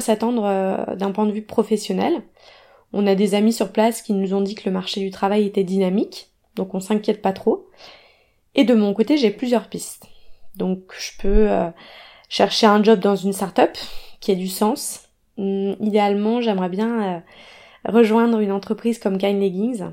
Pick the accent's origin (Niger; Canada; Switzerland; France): France; Grenoble, Auvergne-Rhône-Alpes; now in Paris, France; je suis originaire de Grenoble